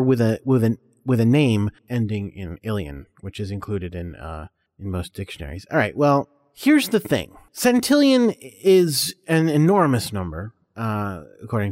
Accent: United States; I'm American

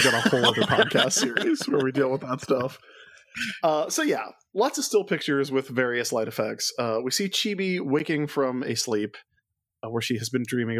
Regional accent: South Carolina, United States; I grew up in South Carolina.

